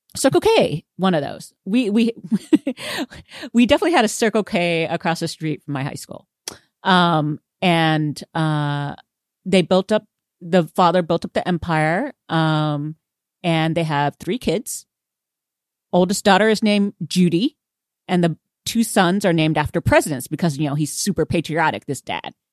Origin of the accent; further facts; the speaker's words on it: Houston, Texas, United States; I am from Houston, um, and I am Vietnamese